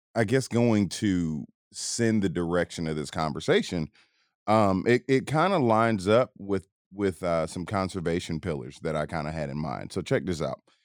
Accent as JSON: {"language": "English", "town": "Atlanta", "region": "Georgia", "country": "United States", "tie": "born or raised there", "said": "I grew up in Atlanta"}